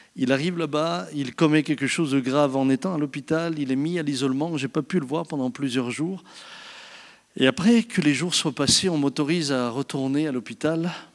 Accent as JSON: {"language": "French", "country": "France", "said": "je suis français comme vous"}